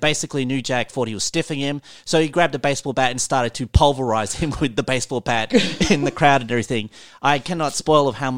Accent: Alice Springs, Northern Territory, Australia; I'm from Alice Springs, which is a country town in Darwin and everything

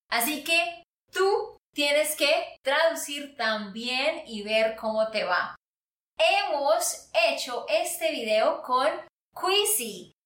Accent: Santander, Colombia; de Santander, Colombia

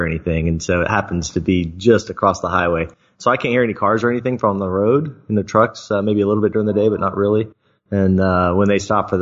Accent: Florida, United States; moved away; I grew up in Florida.

